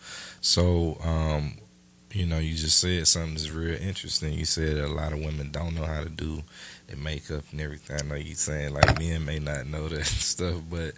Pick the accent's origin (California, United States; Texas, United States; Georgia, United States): Georgia, United States; Brunswick; I'm from Georgia. I'm from Brunswick, Georgia. So I'm closer to Florida.